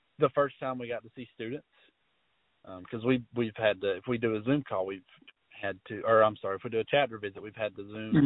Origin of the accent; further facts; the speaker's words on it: Bacon County, South Georgia, United States; I'm from South Georgia in a little bitty old town called Bacon County